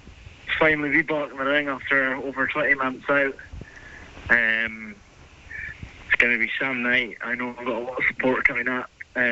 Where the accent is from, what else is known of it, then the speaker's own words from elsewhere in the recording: Strathpeffer, Scotland, United Kingdom; also born or lived in Dingwall; I'm from Dingwall. I live in Dingwall, but originally from Strath.